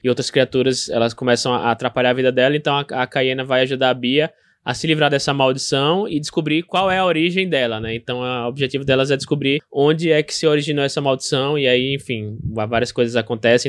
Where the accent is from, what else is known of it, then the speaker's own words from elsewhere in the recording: Aracaju, Sergipe, Brazil; sobre Aracaju, sobre minha terra